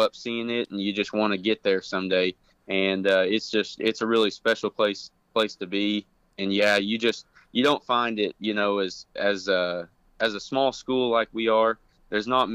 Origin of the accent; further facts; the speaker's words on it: Fort Cobb, Oklahoma, United States; also born or lived in Chickasha, Oklahoma; we actually moved here to Fort Cobb the year that I was born. And so it's been my home my whole life